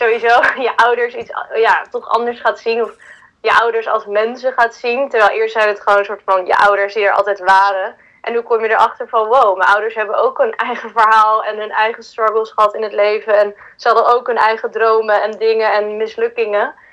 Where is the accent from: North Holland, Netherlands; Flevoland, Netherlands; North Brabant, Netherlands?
North Holland, Netherlands; Huizen; Ik ben dus in Huizen opgegroeid